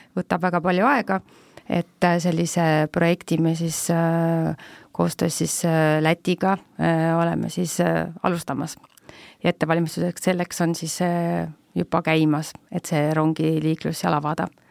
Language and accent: Estonian; Tartu, Tartu County, Estonia; olles ise ka tegelikult tartlane